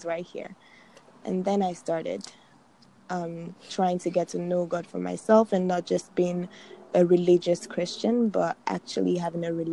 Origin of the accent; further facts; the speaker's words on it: Nigeria; My dad is a pastor, and I'm Nigerian